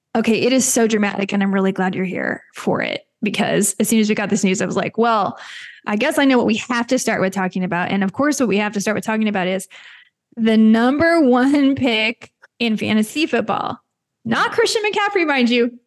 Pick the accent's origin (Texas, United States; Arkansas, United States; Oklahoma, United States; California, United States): Texas, United States; Mesquite; I'm from Mesquite, Texas.